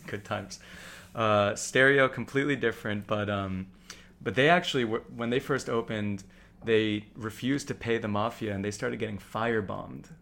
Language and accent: English; New York City, New York, United States; I grew up here in New York City